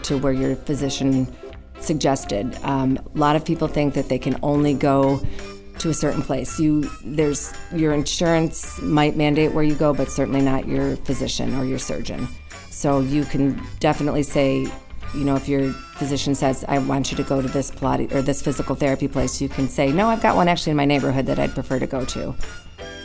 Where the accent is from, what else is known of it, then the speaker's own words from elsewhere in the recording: Southern California, United States; moved away as an adult; now in Chicago, United States; I'm from Southern California